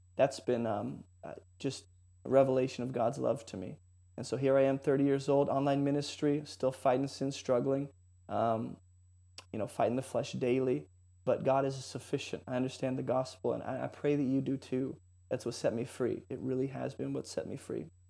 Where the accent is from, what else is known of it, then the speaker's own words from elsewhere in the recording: San Jose, California, United States; I grew up in San Jose, so California